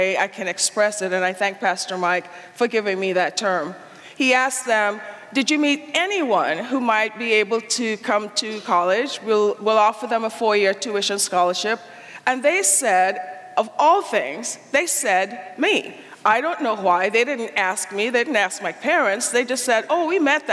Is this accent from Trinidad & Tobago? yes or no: yes; Trinidad & Tobago; moved away; also born or lived in Anguilla / Decorah, Iowa; I was born and raised in the West Indies, from Trinidad, and my dad was from Barbados